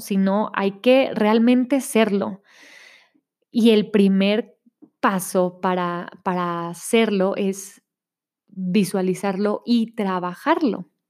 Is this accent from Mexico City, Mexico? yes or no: no; Monterrey, Nuevo León, Mexico; now in State of Mexico, Mexico; vivo en el Estado de México, pero soy de Monterrey